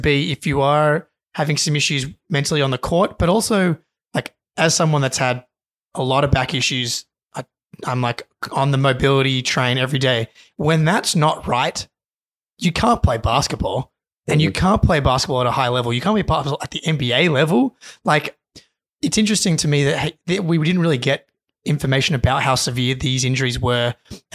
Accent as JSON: {"language": "English", "country": "Australia", "said": "as an Australian"}